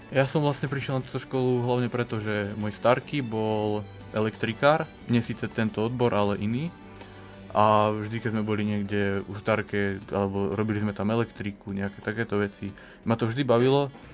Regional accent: Hriňová, Banská Bystrica Region, Slovakia; ja som z Hriňovej.

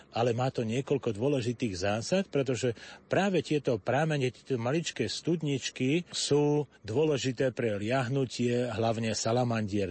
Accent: Opatová, Trenčín Region, Slovakia; U nás v Opatovej bolo 8 kopaných studní

